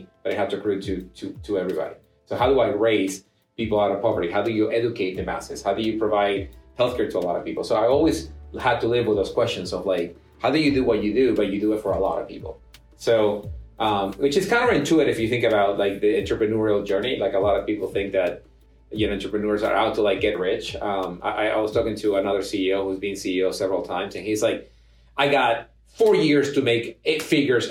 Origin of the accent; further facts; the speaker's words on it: Ecuador; moved away as an adult; also born or lived in Germany; now in United States; I'm from Ecuador to begin with. But even in Ecuador, I was the child of an immigrant.